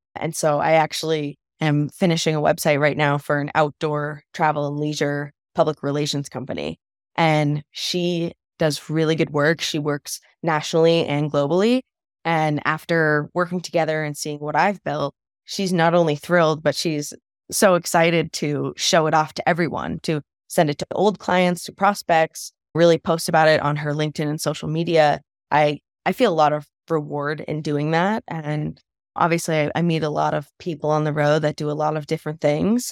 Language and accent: English; East Coast, United States; moved away as an adult; also born or lived in Colorado; I'm from the East Coast